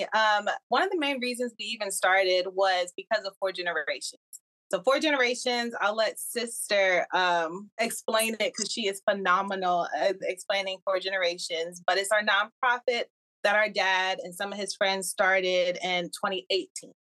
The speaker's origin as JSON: {"language": "English", "region": "New Jersey", "country": "United States", "lives_now": "Georgia, United States", "said": "And we're originally from Jersey."}